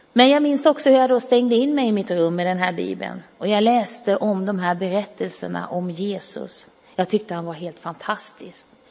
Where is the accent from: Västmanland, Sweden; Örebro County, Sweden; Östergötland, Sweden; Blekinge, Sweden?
Blekinge, Sweden; Karlskrona; jag växte upp i Karlskrona